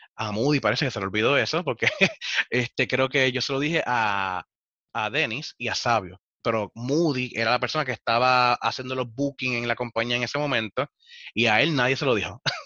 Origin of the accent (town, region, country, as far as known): Puerto Rico